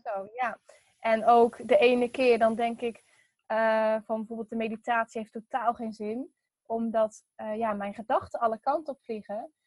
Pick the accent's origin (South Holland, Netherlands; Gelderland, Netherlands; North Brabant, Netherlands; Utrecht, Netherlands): Utrecht, Netherlands; Veenendaal; also born or lived in Texel; ik ben geboren op Texel. En ehm, verder, toen ben ik op mijn zesde verhuisd naar Veenendaal. En daar woon ik nu nog steeds